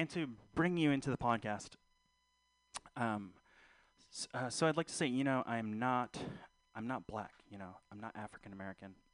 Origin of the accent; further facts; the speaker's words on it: Philippines; I'm not Fili- I'm not black. I again I'm Filipino. Uh, so guys, uh, rock those lumpia pants.